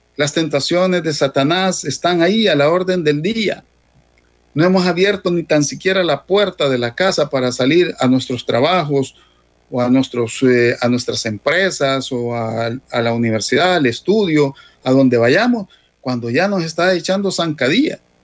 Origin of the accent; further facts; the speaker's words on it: El Salvador; como salvadoreños